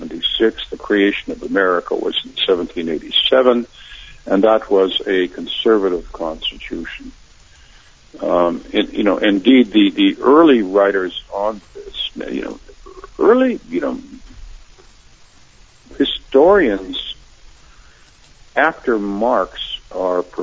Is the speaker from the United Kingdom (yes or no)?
no; Canada; I'm in a public school taught by nuns in Canada